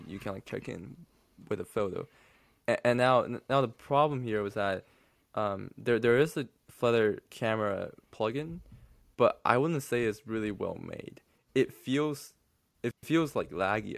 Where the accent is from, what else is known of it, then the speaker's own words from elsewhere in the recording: China; English is a second language; I'm from mainland China.